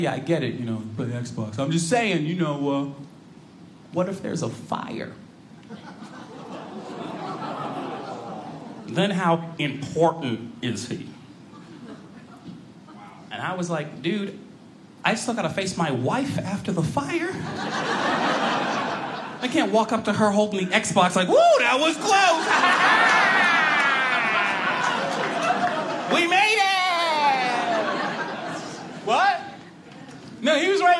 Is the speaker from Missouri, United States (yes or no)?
no; Boston, Massachusetts, United States; now in Chicago, United States; I was born in Boston, so to me, you know, I'm used to bigger towns. Now I live outside Chicago